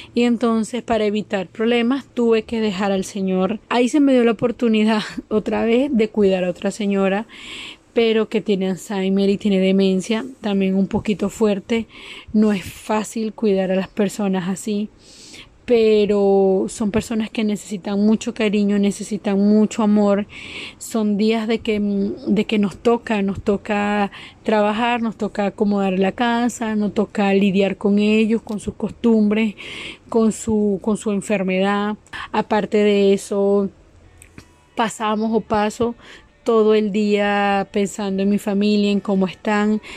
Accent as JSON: {"language": "Spanish", "country": "Venezuela", "moved": "as an adult", "said": "soy nacionalidad venezolana."}